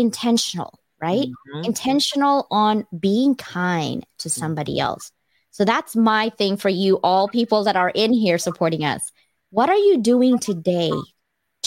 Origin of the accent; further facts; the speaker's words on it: Philippines; I'm Chinese Filipino, but like literally I can speak the Visayan and Tagalog language and Filipino